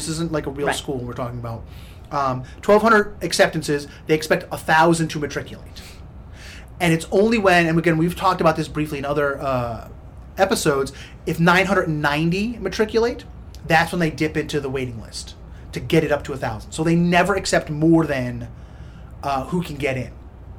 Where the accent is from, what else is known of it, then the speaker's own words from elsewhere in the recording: New Jersey, United States; So I went to a state school in my home state of New Jersey for a year